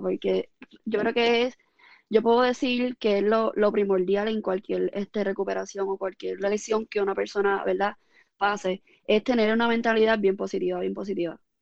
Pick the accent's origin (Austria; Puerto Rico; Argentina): Puerto Rico; Ponce; now in Coamo, Puerto Rico; yo nací en Ponce y realmente, y, pero vivo en Cuamo. Pero toda mi vida he estudiado en Ponce, desde grado kinder hasta grado 12